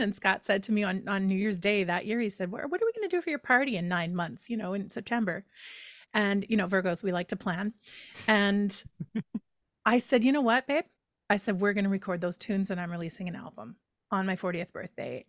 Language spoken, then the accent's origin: English; Edmonton, Alberta, Canada; moved away as an adult; in my hometown of Edmonton, Alberta